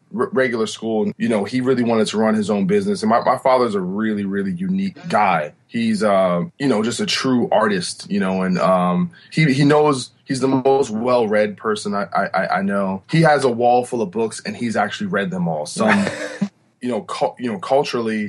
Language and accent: English; New Brunswick, New Jersey, United States; also born or lived in Rahway, New Jersey; I was born in Rahway, New Jersey, but grew up in New Brunswick, New Jersey